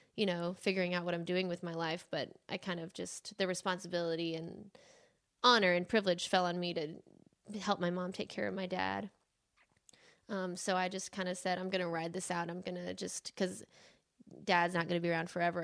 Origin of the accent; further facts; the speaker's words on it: Phoenix, Arizona, United States; moved away as an adult; now in Nashville, United States; we grew up in Phoenix, Arizona